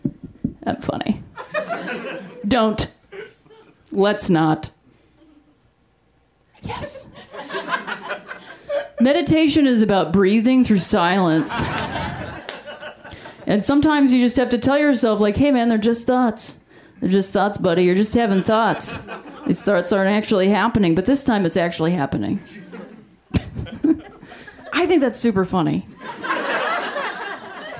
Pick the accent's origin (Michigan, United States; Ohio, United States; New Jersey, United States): Ohio, United States; growing up in Ohio, which is just a little bit north of Kentucky